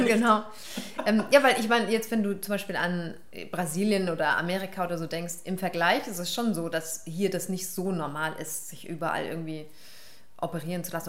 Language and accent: German; Karlsruhe, Baden-Württemberg, Germany; meine Mutter ist Irin, mein Vater ist Pakistani, die haben sich in Hamburg kennengelernt und mich in Karlsruhe produziert